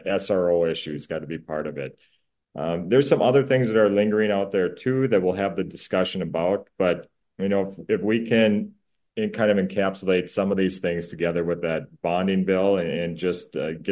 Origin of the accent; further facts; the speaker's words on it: Minnesota, United States; I am so proud to be from Minnesota